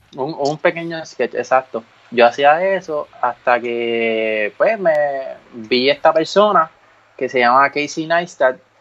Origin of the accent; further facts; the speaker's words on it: Ponce, Puerto Rico; yo soy de Ponce